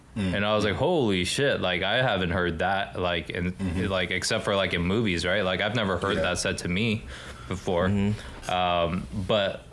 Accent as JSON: {"language": "English", "town": "Los Angeles", "region": "California", "country": "United States", "tie": "born or raised there", "said": "I'm from Los Angeles, I'm just kind of glad that I grew up here"}